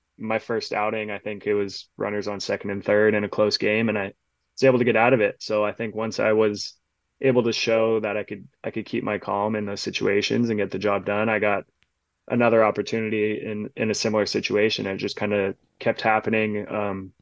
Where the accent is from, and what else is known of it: Los Angeles area, California, United States; born or raised there